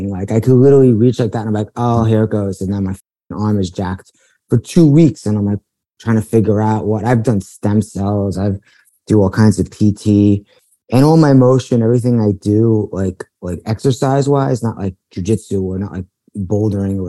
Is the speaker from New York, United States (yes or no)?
yes; New York City, New York, United States; now in Los Angeles, United States; I grew up in Bayside, Queens